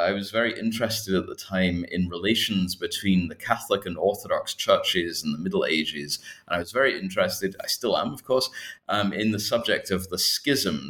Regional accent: Scotland, United Kingdom; moved away as an adult; also born or lived in Berkeley, California, United States; now in Hong Kong; I'm actually originally uh, not from Hong Kong myself. I'm from the UK. I'm from Scotland

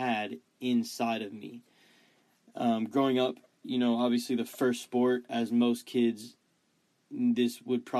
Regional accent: Dallas, Texas, United States; I grew up in Dallas, Texas

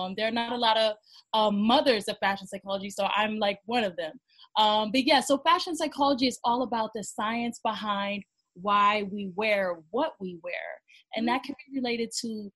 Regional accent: Cleveland, Ohio, United States; moved away as an adult; now in New York, United States; I moved from Ohio. I'm from Cleveland, Ohio, a small city compared to New York

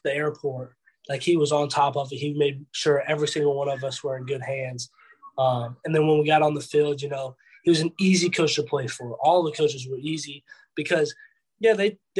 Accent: Atlanta, Georgia, United States; I'm from Atlanta, around the Atlanta area.

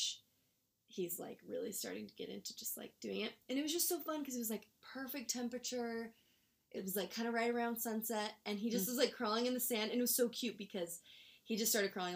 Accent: Utah, United States; moved away as an adult; also born or lived in Oregon / Minnesota; But I'm from Utah, and so I'm back in Utah

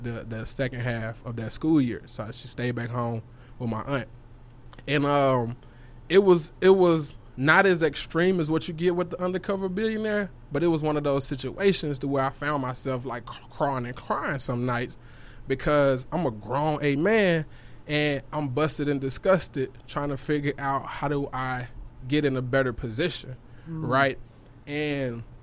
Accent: Memphis, Tennessee, United States; moved away as an adult; now in Dallas, United States; I'm living back in Tennessee. I'm from Memphis, so I was living back, you know, that way

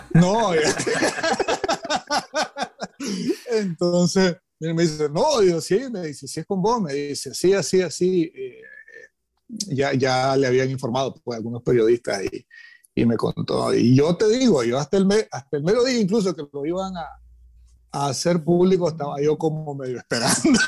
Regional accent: Nicaragua; como nicaragüenses

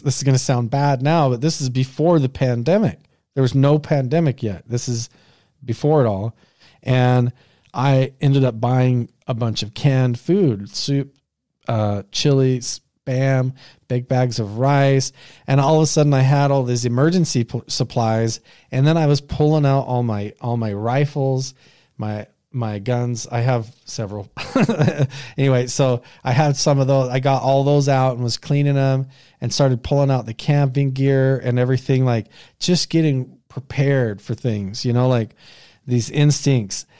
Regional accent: Southeast Idaho, United States; the place that I grew up in Southeast Idaho

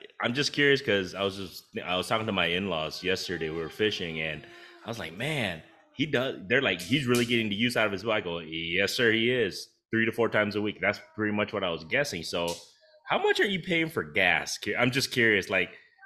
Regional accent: Des Moines, Iowa, United States; moved away as an adult; also born or lived in Laos; now in Denver, United States; I was technically born and raised in Des Moines, Iowa

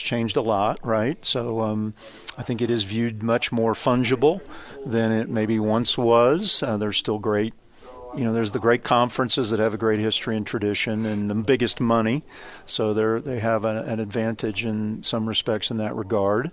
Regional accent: Kansas, United States; I grew up in the state of Kansas

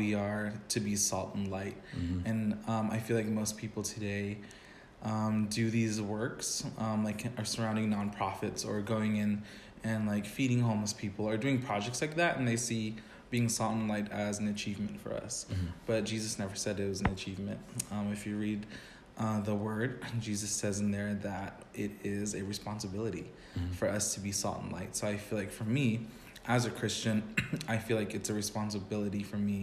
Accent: Arizona, United States; moved away; I'm from Arizona. Mm. I'm specifically from a Native American reservation

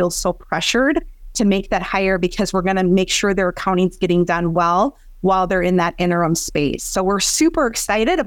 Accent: Granite Falls, Minnesota, United States; I grew up in Granite Falls, Minnesota. So a very small farming community in southwestern Minnesota

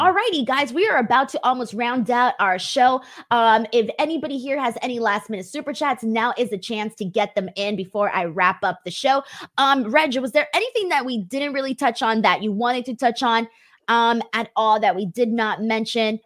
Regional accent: Los Angeles, California, United States; I am from Los Angeles

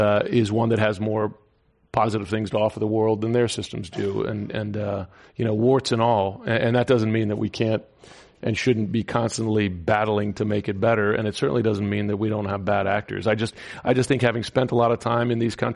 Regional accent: United States; also born or lived in Washington; I live in Washington, and as an American

